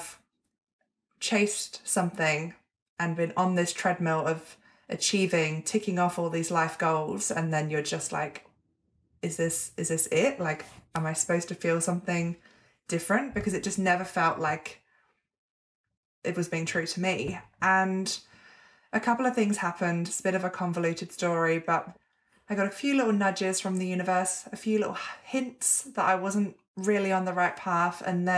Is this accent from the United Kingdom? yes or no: yes; England, United Kingdom; accent: hybrid; now in Melbourne, Australia; Yeah, Melbourne, Australia. I'm originally English, but I've been here for 7 years. So I have a bit of a hybrid accent that no one can fully place.